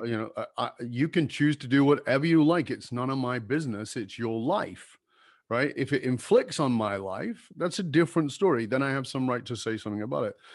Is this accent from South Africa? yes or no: yes; Durban, KwaZulu-Natal, South Africa; moved away; I grew up in Durban